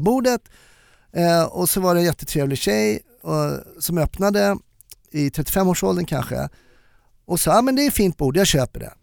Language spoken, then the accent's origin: Swedish; Germany; now in Sweden; som tysk